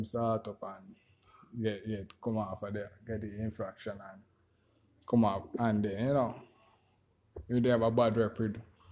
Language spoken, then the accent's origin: English; Jamaica; I'm from Jamaica.